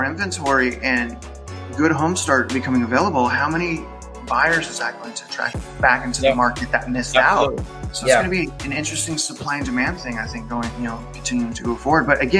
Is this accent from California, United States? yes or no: yes; California, United States; now in Kingwood, United States; I'm from SoCal. SoCal, right, it's like $800,000.